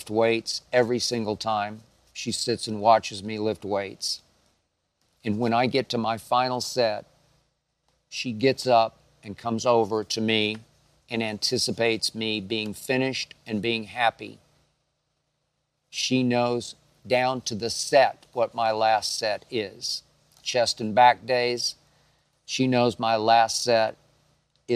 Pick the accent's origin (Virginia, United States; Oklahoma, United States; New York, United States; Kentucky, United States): Oklahoma, United States; Oklahoma City; growing up in Oklahoma City